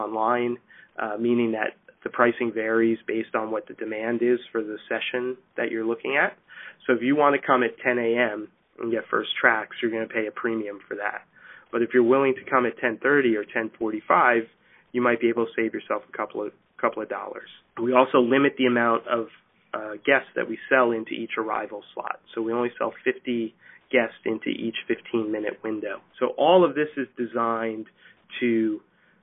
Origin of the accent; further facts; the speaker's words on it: New Jersey, United States; We live in New Jersey. We grew up in New Jersey